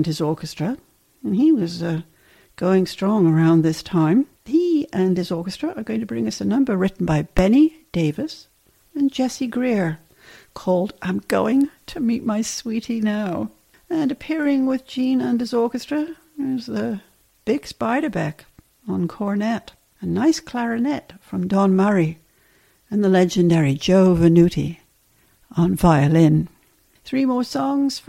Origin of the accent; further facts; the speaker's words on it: England, United Kingdom; growing up in England